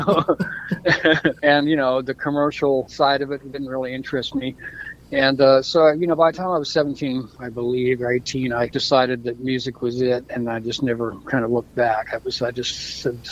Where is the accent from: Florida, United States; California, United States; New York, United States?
Florida, United States; also born or lived in Toronto, Canada; my family moved to Florida when I was quite young. So I've been in the States since I was a kid.